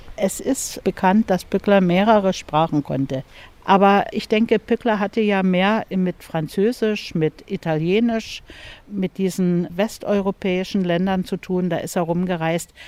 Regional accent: Bad Muskau, Saxony, Germany; wohnhaft in Bad Muskau. Ich bin also hier im Park aufgewachsen.

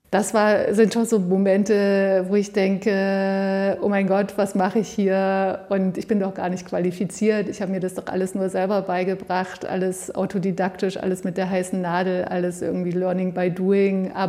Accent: East Germany, Germany; Also ich bin im Osten aufgewachsen und habe äh, in dem Wendejahr 89, 90 Abitur gemacht und wollte zu DDR-Zeiten eigentlich Naturwissenschaften studieren

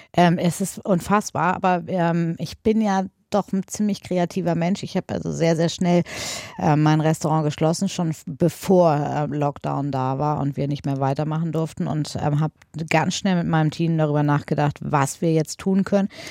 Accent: Paderborn, North Rhine-Westphalia, Germany; bin in äh, Paderborn auf dem äh, damals Michaelskloster zur Schule gegangen

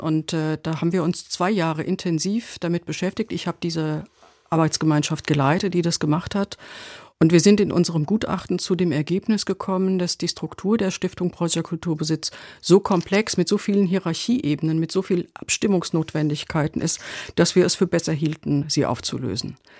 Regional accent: Hesse, Germany; wir Hessen

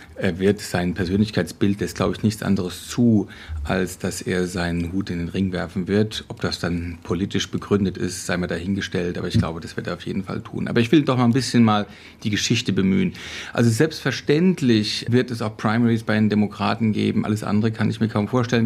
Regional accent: Hesse, Germany; bei uns in Hessen

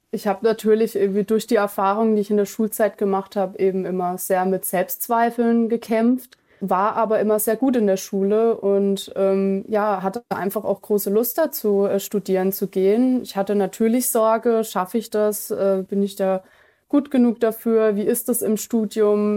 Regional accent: Germany; wir bezeichnen uns selber auch als Deutsche

